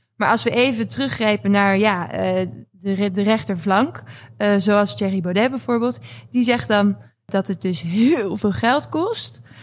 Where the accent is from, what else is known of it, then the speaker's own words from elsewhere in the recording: Netherlands; we als Nederlanders